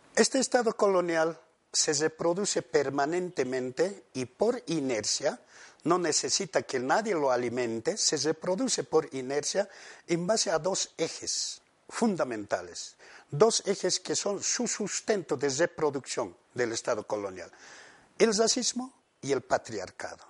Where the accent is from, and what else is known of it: Bolivia